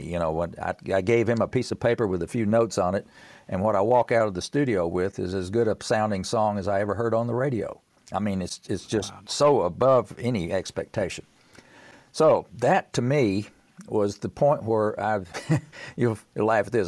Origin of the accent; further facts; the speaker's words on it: Tennessee, United States; I'm from Tennessee